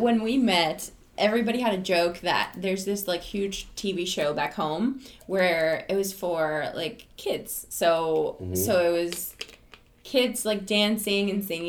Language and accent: English; Venezuela; moved away; also born or lived in Miami; We're from Venezuela, South America.